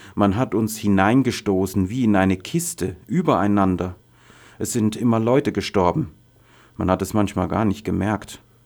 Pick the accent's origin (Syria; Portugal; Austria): Syria; Daraa Governorate; German is a second language; moved away as an adult; also born or lived in Damascus; now in Germany; Ich komme aus Daraa im Südwesten von Syrien, von da, wo die ersten Demonstrationen stattgefunden haben, und aus einem Dorf